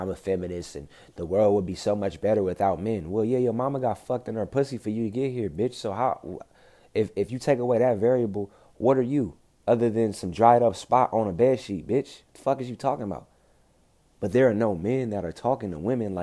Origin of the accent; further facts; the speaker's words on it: Compton, California, United States; I'm from Compton, bro. I'm from South Central Los Angeles